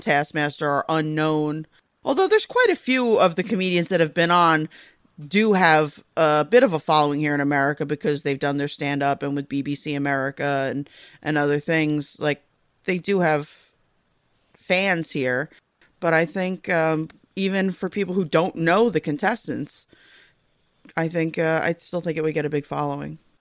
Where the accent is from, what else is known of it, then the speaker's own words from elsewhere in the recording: United States; also born or lived in Eastern U.S.; I'm American